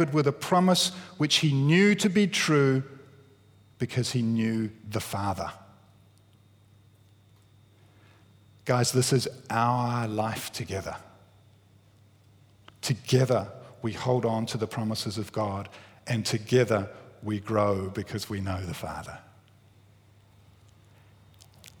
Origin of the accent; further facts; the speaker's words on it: Wellington, New Zealand; I grew up in Wellington.